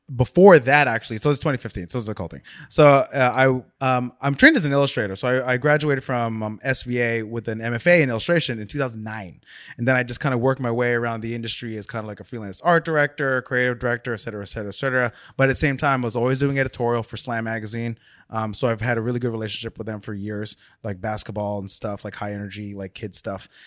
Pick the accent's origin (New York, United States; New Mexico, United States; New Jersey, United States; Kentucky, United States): New Jersey, United States; South Orange; Grew up in South Orange, New Jersey.